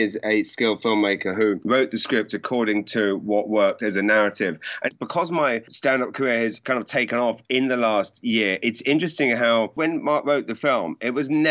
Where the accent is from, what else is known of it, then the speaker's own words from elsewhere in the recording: Maidenhead, South East England, United Kingdom; I grew up in Maidenhead.